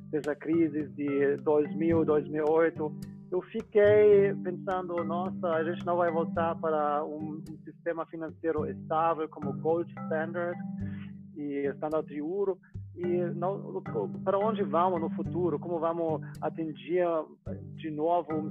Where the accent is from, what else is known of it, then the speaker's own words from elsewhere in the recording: Munich, Bavaria, Germany; Portuguese is a second language; eu sou da, da Alemanha, de Munique